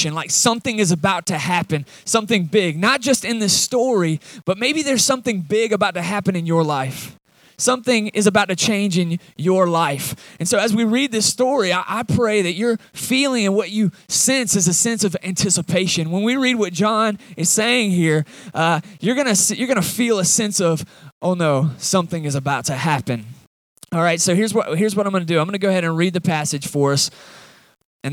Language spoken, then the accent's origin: English; Atlanta, Georgia, United States; now in Watauga, United States; I'm from Atlanta originally.